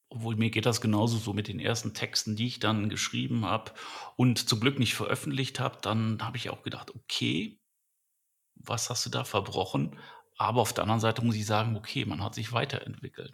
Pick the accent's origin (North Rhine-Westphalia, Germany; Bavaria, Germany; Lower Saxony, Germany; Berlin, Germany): North Rhine-Westphalia, Germany; Düsseldorf; ich bin in Düsseldorf aufgewachsen